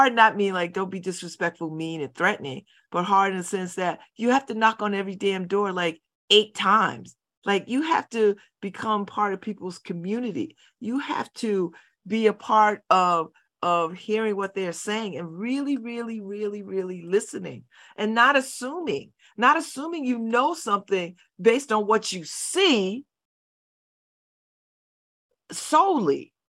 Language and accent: English; New Haven, Connecticut, United States; We're all from somewhere else, except me, I'm from New Haven, but.